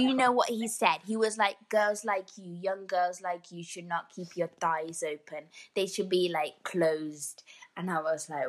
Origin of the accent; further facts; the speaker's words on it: India; we're all from India.